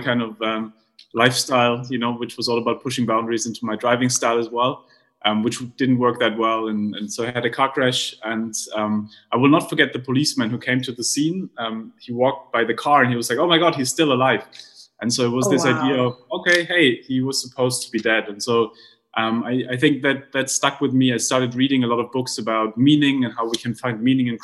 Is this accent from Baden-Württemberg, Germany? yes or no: yes; Heidelberg, Baden-Württemberg, Germany; I grew up in Heidelberg in Germany